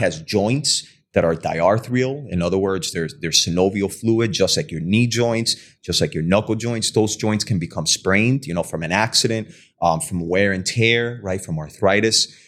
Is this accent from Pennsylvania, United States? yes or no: no; Hialeah, Florida, United States; also born or lived in Cuba; now in West Palm Beach, United States; I graduated from, uh, Hialeah High School